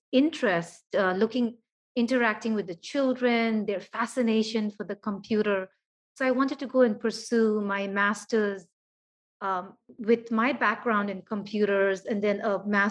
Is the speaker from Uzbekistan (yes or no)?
no; Bhutan; moved away as an adult; also born or lived in Philippines; I grew up in Bhutan.